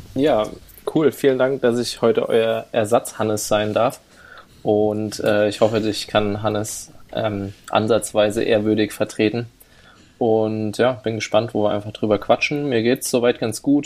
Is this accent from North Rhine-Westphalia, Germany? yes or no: yes; Siegerland, North Rhine-Westphalia, Germany; wohne nach wie vor im schönen Siegerland, wo ich geboren wurde und aufgewachsen bin